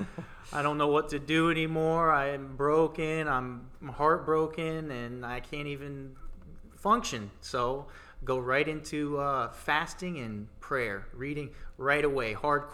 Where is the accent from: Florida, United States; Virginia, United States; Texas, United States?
Florida, United States; Tampa; moved away; I'm from Tampa, Florida. I'm recently just moved